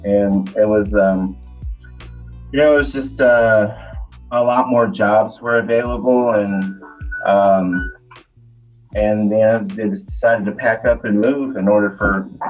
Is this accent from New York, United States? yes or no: yes; New York, United States; accent: Western New York/Southern hybrid; also born or lived in Kentucky; No, I'm originally from Western New York State, but I lived in Kentucky for a very long time. Long enough to meld my redneck Western New York accent to Southern, sort of Kentucky fried accent.